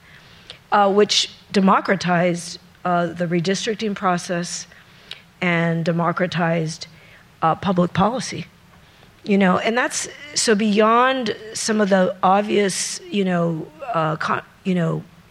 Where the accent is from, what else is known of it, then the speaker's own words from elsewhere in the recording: San Diego, California, United States; When I was growing up in California, in San Diego, it was infrastructure, it was military